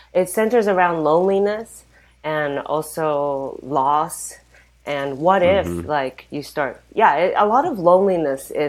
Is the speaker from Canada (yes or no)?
no; Japan; I'm from Japan